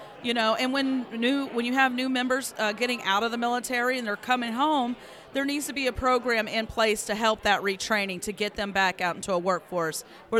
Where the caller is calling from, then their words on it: Charleston, West Virginia, United States; I am coming from Charleston, West Virginia.